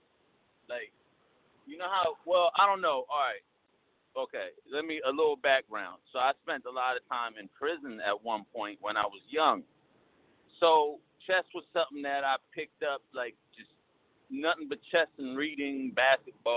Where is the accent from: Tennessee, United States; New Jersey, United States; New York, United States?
New Jersey, United States; Trenton; I'm from Trenton, New Jersey